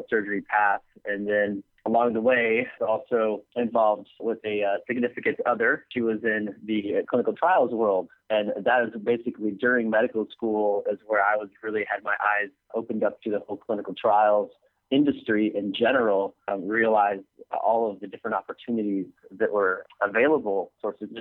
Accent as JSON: {"language": "English", "town": "San Diego", "region": "California", "country": "United States", "tie": "born or raised there", "also_born_or_lived": "Michigan", "said": "I'm from Michigan, but grew up in San Diego"}